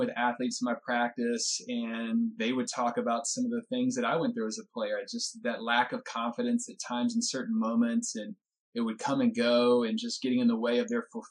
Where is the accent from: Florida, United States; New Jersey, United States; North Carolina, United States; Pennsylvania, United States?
North Carolina, United States; Winston-Salem; now in California, United States; my hometown, Winston-Salem. We grew up, I mean, our home's like 3 miles apart